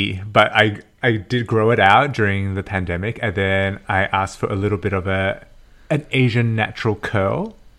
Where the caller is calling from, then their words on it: Toronto, Ontario, Canada; I'm calling in from Toronto. I have not left this spot the whole time we've been off.